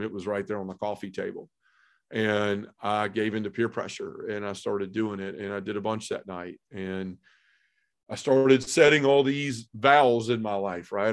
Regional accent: Memphis, Tennessee, United States; I was born and raised in Memphis

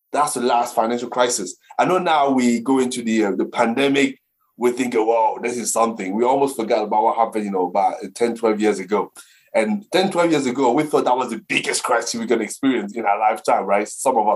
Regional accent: Cameroon; now in Brentwood, United Kingdom; I grew up in the African continent, specifically in Cameroon

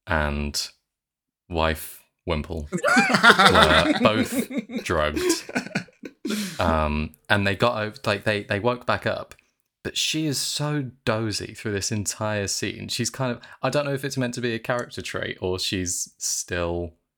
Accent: Birmingham, West Midlands, United Kingdom; I'm from Birmingham, so I'm allowed to say it.

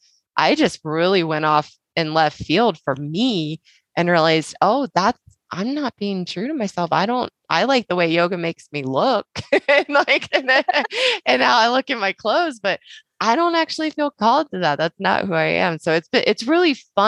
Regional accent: the South, United States; I grew up in the South, and very much, you know, it's coined the Bible Belt

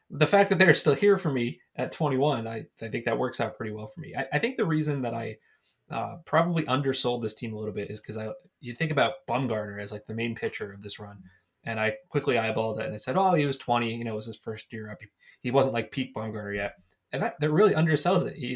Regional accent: New Jersey, United States; But I grew up in New Jersey. I would have turned, I guess, 15

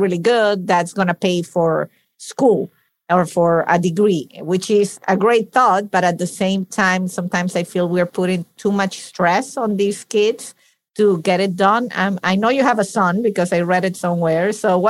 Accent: Venezuela; moved away as an adult; now in United States; I'm Italian as well. I was born and raised in Venezuela

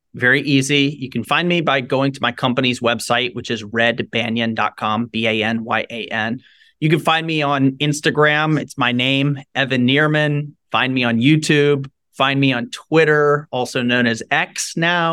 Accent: Shreveport, Louisiana, United States; I grew up in Shreveport, Louisiana, Northwest Louisiana

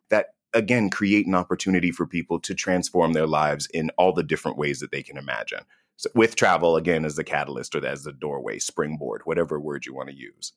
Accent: United States; I'm from the United States of America

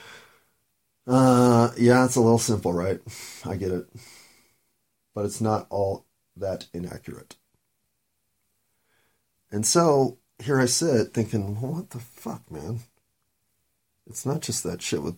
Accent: United States; being an American

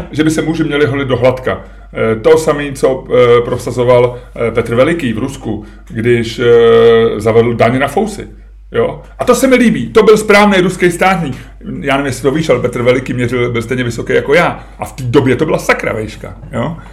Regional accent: Czechia; já jsem Čech

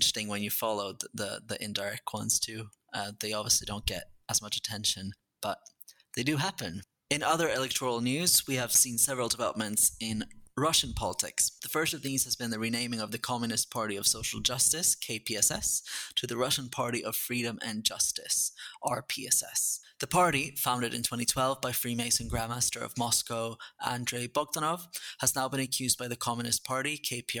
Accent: Sweden; I'm from Sweden, which is a proportional system with lots of different intrigues and alliances

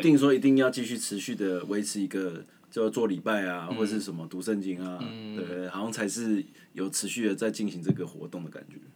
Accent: Taiwan; 真的是为身为台湾人骄傲

